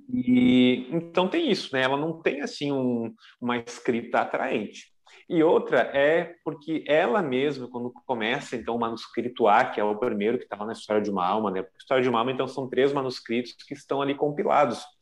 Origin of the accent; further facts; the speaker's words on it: Novo Hamburgo, Rio Grande do Sul, Brazil; eu sou da Diocese de Novo Hamburgo, no Rio Grande do Sul